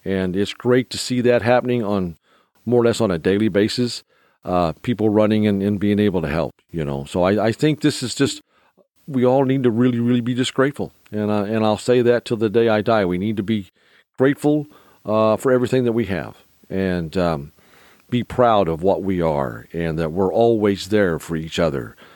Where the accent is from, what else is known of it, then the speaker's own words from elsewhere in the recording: United States; being an American